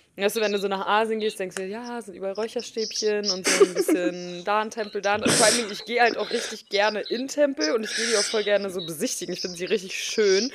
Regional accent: Germany; mit was für einem krassen Status wir halt auch äh, als Deutsche aufwachsen

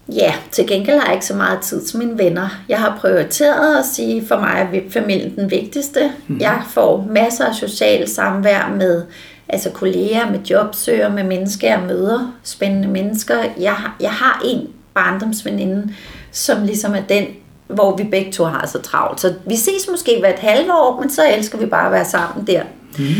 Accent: Allerød, Capital Region of Denmark, Denmark; also born or lived in Frederiksberg / Copenhagen / Herlev; I Allerød, til jeg var 10 år, og så flyttede jeg med min mor til Frederiksberg, da jeg var 10 år

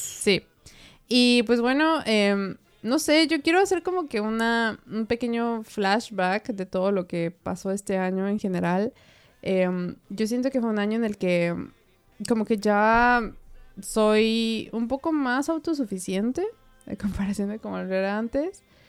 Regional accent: Puebla, Mexico; moved away as an adult; now in Austria; yo vengo de Puebla, ¿no? Que es una ciudad.

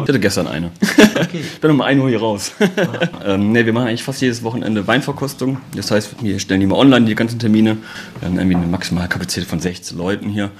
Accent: Oberbergisches Land, North Rhine-Westphalia, Germany; moved away as an adult; also born or lived in Moselle / New Zealand; now in Cologne, Germany; ich komme aus dem Obergischen Land ursprünglich

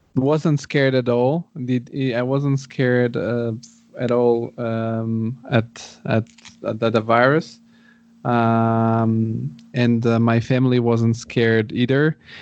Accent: Bulgaria; also born or lived in Rome, Italy; now in Frankfurt, Germany; I'm originally from Bulgaria

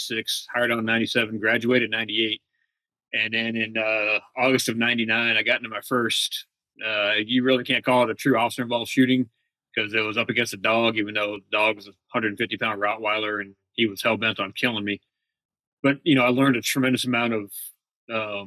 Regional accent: New England, United States; also born or lived in Phoenix, Arizona; now in California, United States; Originally from New England, but I moved here from Phoenix two and a half years ago

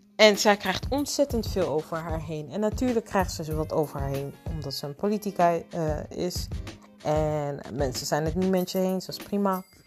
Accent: Netherlands

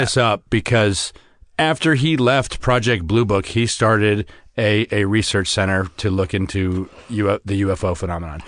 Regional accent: United States; being an American

